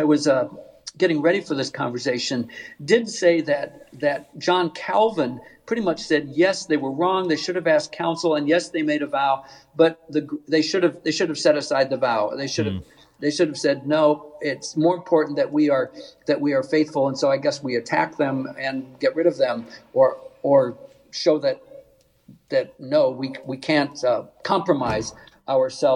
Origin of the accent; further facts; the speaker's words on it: Northeast Nebraska, United States; I grew up in Northeast Nebraska